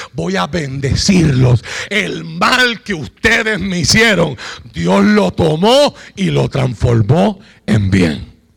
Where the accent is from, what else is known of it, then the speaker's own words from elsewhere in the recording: Puerto Rico; Usted y yo vivimos en Puerto Rico